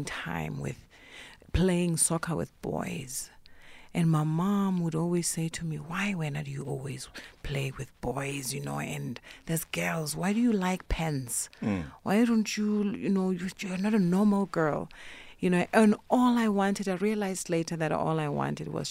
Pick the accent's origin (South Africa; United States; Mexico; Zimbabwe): South Africa; Polokwane, Limpopo; moved away; also born or lived in Cape Town; I grew up in Polokwane